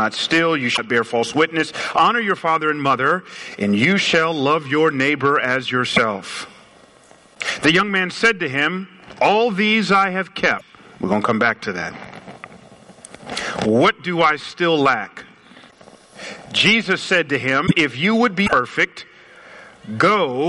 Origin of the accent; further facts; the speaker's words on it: Atlanta, Georgia, United States; moved away; I grew up in Atlanta, so we say y'all down there.